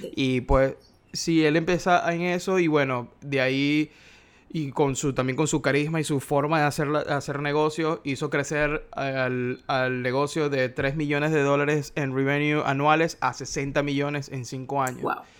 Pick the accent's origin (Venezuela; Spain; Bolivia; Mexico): Venezuela; Maracaibo, Zulia; Soy de una ciudad que se llama Maracaibo